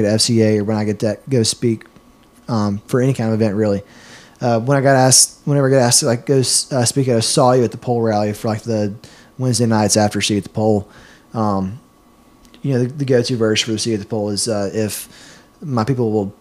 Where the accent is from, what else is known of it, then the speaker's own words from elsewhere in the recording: Clinton, Mississippi, United States; also born or lived in Starkville; back in my hometown, Clinton